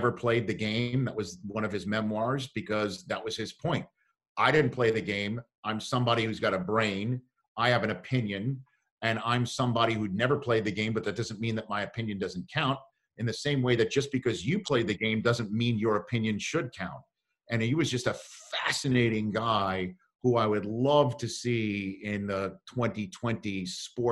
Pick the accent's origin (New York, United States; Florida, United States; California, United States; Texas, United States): New York, United States; New York City; growing up in New York City